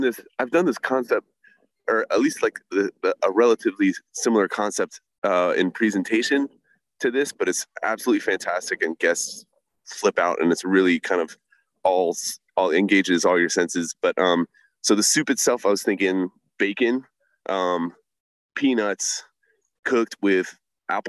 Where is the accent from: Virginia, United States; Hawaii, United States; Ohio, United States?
Virginia, United States; Virginia Beach; also born or lived in New York; I was born in New York, but I grew up in Virginia Beach